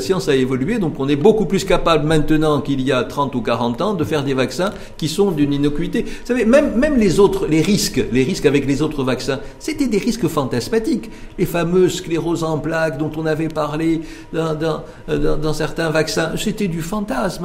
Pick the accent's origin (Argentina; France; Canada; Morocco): Morocco; chez nous au Maroc